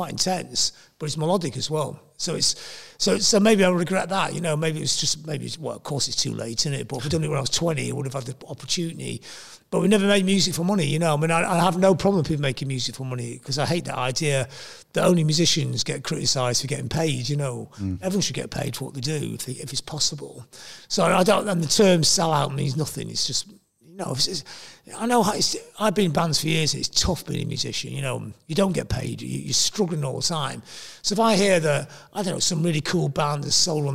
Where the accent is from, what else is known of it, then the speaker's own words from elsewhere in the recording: the north of England, United Kingdom; also born or lived in Manchester; I'm a Northerner. I come from the north of England.